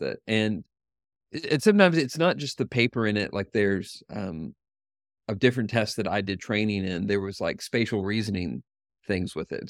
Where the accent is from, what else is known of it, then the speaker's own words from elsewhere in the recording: Knoxville, Tennessee, United States; the University of Tennessee in Knoxville is is in my hometown and where I work